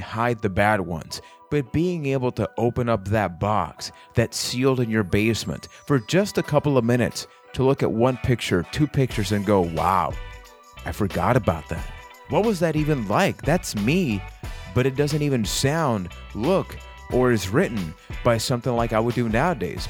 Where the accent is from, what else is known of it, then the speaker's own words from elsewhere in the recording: Puerto Rico; I am from Puerto Rico